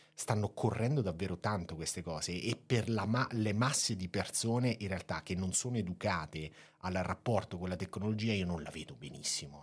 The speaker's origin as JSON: {"language": "Italian", "region": "Marche", "country": "Italy", "said": "io tendo ad esserlo un po' troppo da marchigiano"}